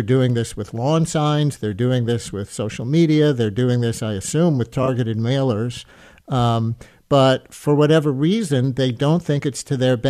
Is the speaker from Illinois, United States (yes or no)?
no; New York City, New York, United States; I grew up in the Queens part of that district